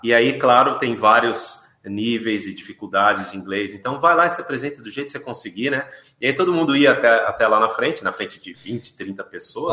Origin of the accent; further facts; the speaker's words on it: São Paulo, Brazil; moved away as an adult; also born or lived in Sorocaba; now in Ibiúna, Brazil; eu nasci em Sorocaba, mas com dois uhum. anos, né, ainda bebê, fui para São Paulo. Então eu cresci em São ah. Paulo